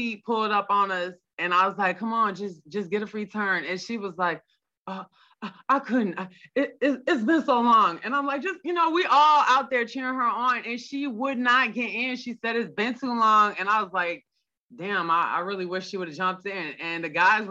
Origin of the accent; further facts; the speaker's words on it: Markham, Ontario, Canada; moved away; I'm from Markham, so that's not where I live now, but you know, that's where I'm from.